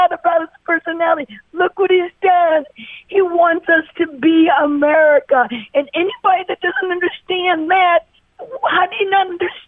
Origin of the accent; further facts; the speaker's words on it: Nebraska, United States; born there; I was born on Offutt Air Force Base.